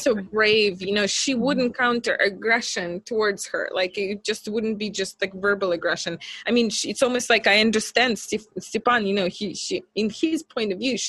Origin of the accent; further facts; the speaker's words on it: Minsk, Belarus; she grew up in Moscow, I grew up in Minsk.